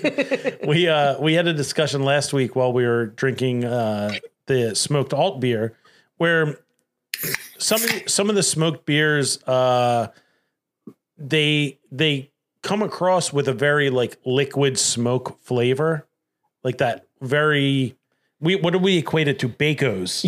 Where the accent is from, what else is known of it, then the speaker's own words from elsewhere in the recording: Delaware County, Pennsylvania, United States; I'm from Delco.